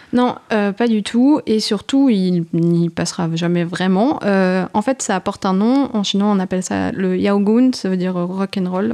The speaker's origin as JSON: {"language": "French", "country": "France", "said": "chez nous, à Paris"}